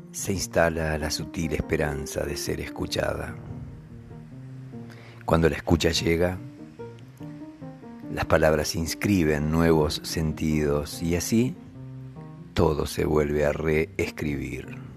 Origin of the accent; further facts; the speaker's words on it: Argentina; de Argentina